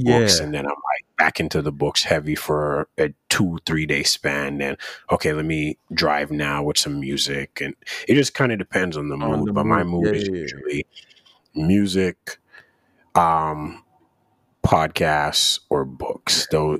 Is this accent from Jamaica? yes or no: yes; Jamaica; So for those of you that don't know, I'm from Jamaica.